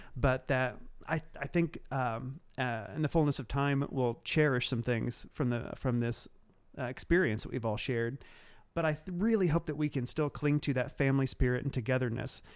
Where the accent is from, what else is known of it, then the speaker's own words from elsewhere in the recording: Cumberland County, Illinois, United States; moved away; I am from the, uh, the backwoods of Cumberland County, Illinois. I actually grew up between two small towns, uh, and they are Neoga and Toledo.